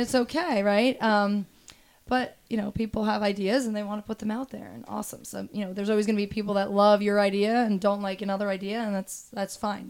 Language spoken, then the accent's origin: English; Toms River, New Jersey, United States; I grew up in Toms River, New Jersey, so Jersey Shore